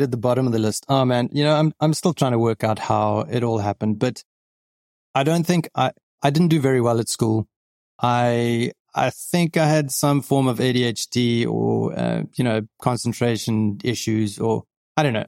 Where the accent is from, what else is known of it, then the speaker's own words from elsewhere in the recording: Johannesburg, Gauteng, South Africa; moved away as an adult; now in Cape Town, South Africa; grew up in Johannesburg